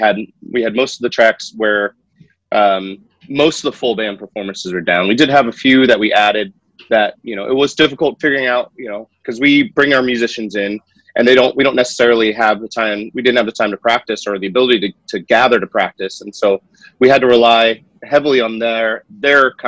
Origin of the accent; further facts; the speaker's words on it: East Bay, San Francisco Bay Area, California, United States; I grew up in the Bay Area, in the East Bay